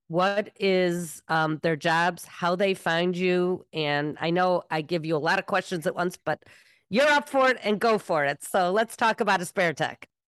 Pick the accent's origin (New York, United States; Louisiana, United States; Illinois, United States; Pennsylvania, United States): Illinois, United States; Evanston; my hometown, Evanston